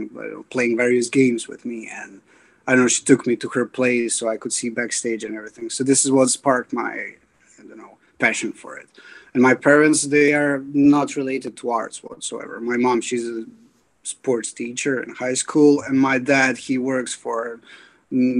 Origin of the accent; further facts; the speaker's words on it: Bosnia & Herzegovina; now in Dublin, Ireland; I grew up in Bosnia and Herzegovina